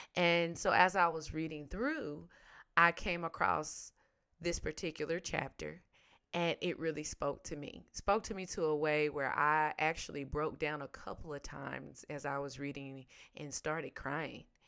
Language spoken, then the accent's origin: English; Tennessee, United States; I'm country, I'm from Tennessee